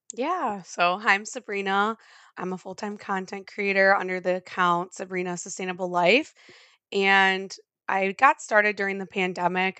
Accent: Midwest, United States; I'm from the Midwest

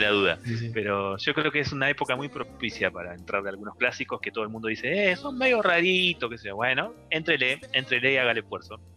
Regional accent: Neuquén, Argentina; nosotros que somos acá de Neuquén

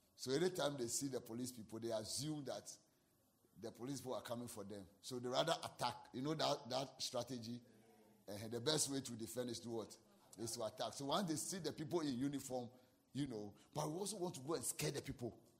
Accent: Ghana; I'm a Ghanaian.

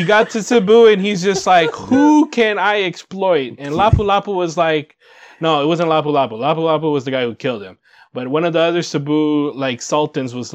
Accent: Hawaii, United States; Growing up in Hawaii

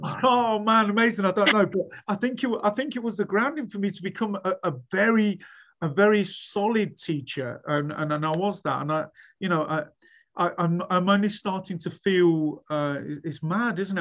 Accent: Leicester, East Midlands, United Kingdom; moved away as an adult; also born or lived in Sheffield / Leeds; I was free from home. I was free from Leicester

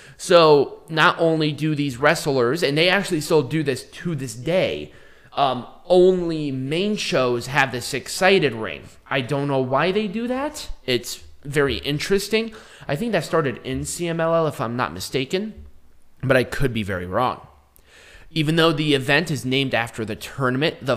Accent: United States; I'm so American

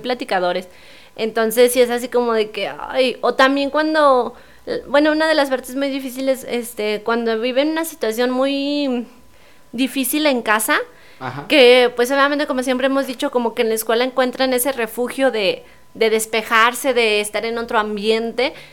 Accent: San Luis Potosí, Mexico; yo que soy capitalina

